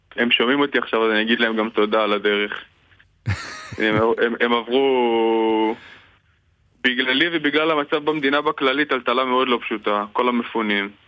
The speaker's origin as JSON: {"language": "Hebrew", "town": "Kiryat Shmona", "region": "Northern District", "country": "Israel", "moved": "yes", "lives_now": "Tirat Carmel, Israel", "said": "אני בארץ מקריית שמונה"}